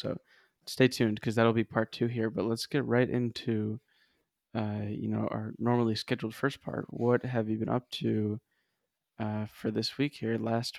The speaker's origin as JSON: {"language": "English", "region": "New York", "country": "United States", "said": "But if I'm with them, I'll be like, nah, I'm from New York. Like, I don't believe in cold."}